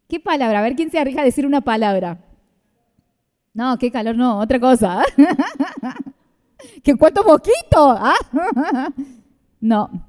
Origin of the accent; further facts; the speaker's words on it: Argentina; nosotros tenemos que clamar por nuestra Argentina, tenemos que interceder